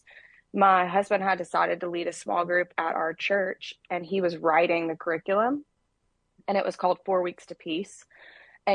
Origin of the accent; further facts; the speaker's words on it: Birmingham, Alabama, United States; moved away as an adult; now in Nashville, United States; I am actually from Birmingham, Alabama, and I moved to Nashville a little over 10 years ago